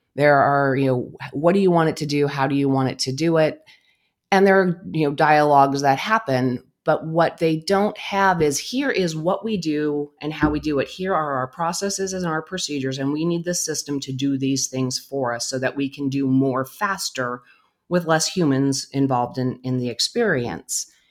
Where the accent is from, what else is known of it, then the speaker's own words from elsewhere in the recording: Albuquerque, New Mexico, United States; also born or lived in Phoenix Valley, Arizona; now in Phoenix, United States; I am originally from Albuquerque, New Mexico